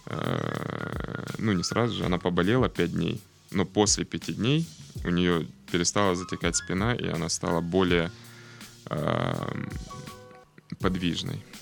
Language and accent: Russian; Krasnodar, Krasnodar Krai, Russia; Отсюда, Краснодар.